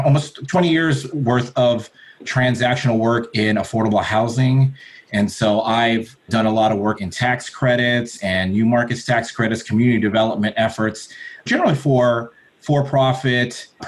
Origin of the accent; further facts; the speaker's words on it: Southern California, United States; I was born in Southern California. My parents were immigrants from the Philippines.